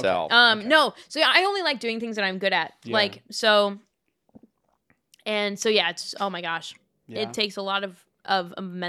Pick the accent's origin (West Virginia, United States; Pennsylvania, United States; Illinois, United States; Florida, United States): Florida, United States; Although I am from Florida.